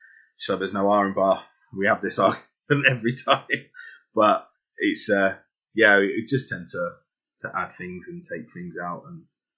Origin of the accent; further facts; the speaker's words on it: London, United Kingdom; accent: London; moved away; my accent, I mean, even now, it's not as strong as it is when I go down to London for a week, spend a week back in London, and the proper London accent comes out.